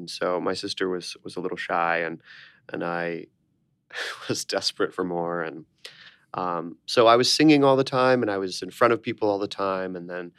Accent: Orlando, Florida, United States; moved away as an adult; now in New York, United States; us down to Orlando, Florida, which I spent 18 years living in Orlando, Florida. Very strange place to grow up, but I did.

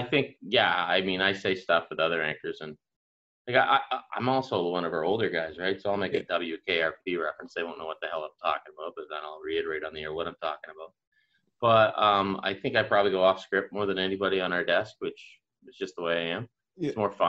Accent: the Maritimes, Canada; accent: Maritime; Because I still had my Maritime accent was still pretty, really strong.

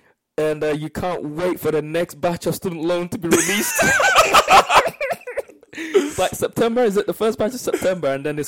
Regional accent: Nigeria; I know as a Nigerian, you want any other person but yourself to pay the bill.

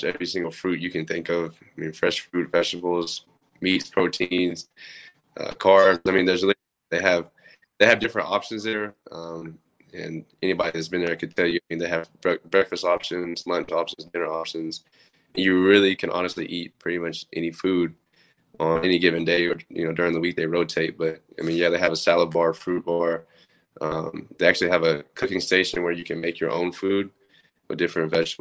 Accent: Oklahoma City, Oklahoma, United States; I'm from Oklahoma City, so, I mean, there really was not an NFL team.

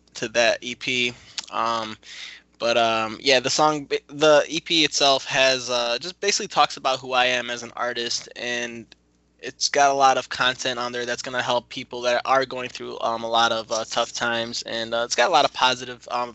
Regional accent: Grand Blanc, Michigan, United States; also born or lived in Detroit; I'm actually from Grand Blanc

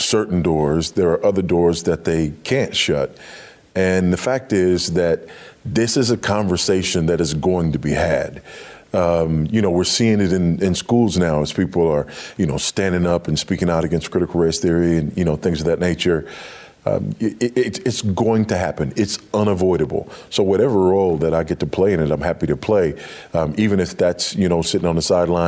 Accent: Los Angeles, California, United States; I grew up in Los Angeles on a fault line

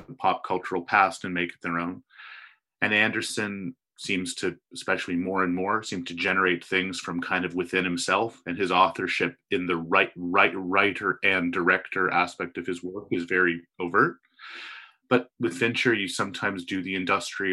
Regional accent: Toronto, Ontario, Canada; I'm from Toronto.

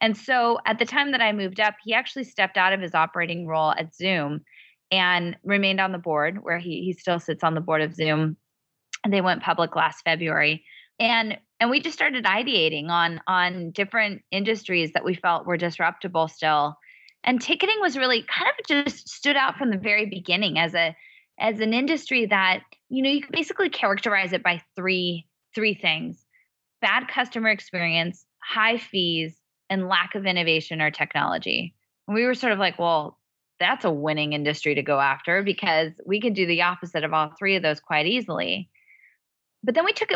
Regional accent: Bay Area, California, United States; moved away as an adult; I'm from the Bay Area

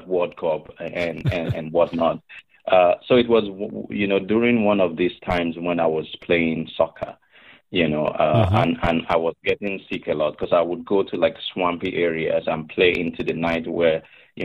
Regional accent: Akure, Ondo, Nigeria; moved away as an adult; also born or lived in Michigan; now in Nebraska, United States; I grew up in Akure in the west of Nigeria

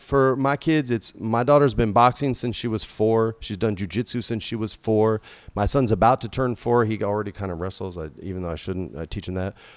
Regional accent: New Mexico, United States; I grew up in New Mexico

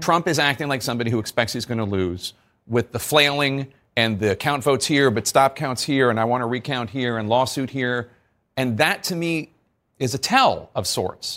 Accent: Pennsylvania, United States; I'm from Pennsylvania

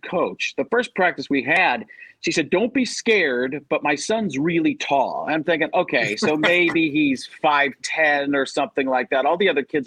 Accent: Milwaukee, Wisconsin, United States; moved away as an adult; also born or lived in Chicago, Illinois / Cleveland, Ohio; now in Tempe, United States; I was born in Chicago, grew up in Milwaukee area

